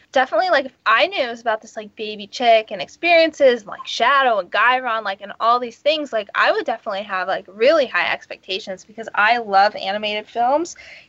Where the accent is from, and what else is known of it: Los Angeles, California, United States